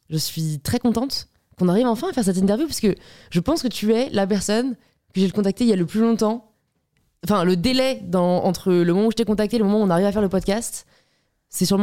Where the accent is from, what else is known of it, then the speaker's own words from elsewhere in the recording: Le Havre, Normandy, France; T'as vécu où juste en grandissant J'étais au Havre.